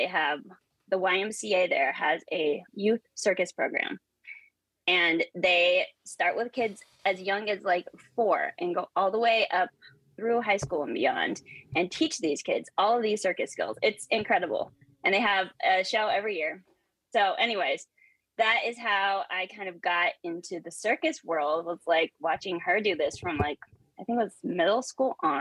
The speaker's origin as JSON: {"language": "English", "area": "San Bernardino Mountains", "region": "California", "country": "United States", "tie": "born or raised there", "moved": "yes", "lives_now": "Austin, United States", "said": "I was born and raised in California in the San Bernardino Mountains"}